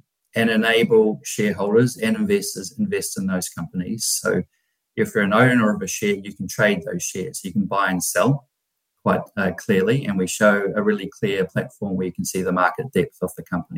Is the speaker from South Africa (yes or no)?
no; New Zealand; moved away as an adult; also born or lived in United Kingdom / New York; now in Australia; originally I'm from New Zealand